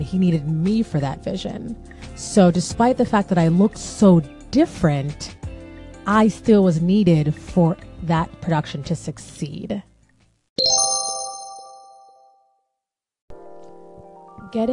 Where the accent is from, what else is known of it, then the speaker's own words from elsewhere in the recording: Jamaica; it's more so Caribbean because I'm Jamaican